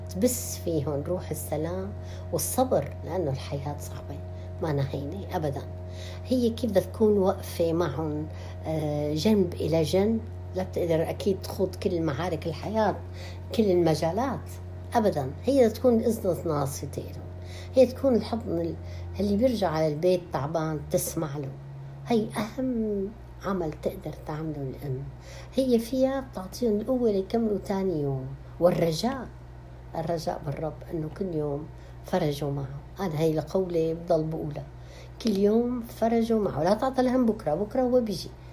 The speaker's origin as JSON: {"language": "Arabic", "town": "Damascus", "region": "Damascus Governorate", "country": "Syria", "tie": "born or raised there", "moved": "as an adult", "lives_now": "Canada", "said": "ولدت في مدينه دمشق واكيد ترعرعنا هناك بهالمدينه العظيمه التاريخيه الاصيله"}